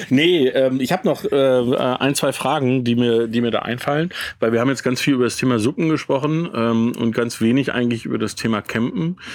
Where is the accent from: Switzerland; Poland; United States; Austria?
United States; born or raised there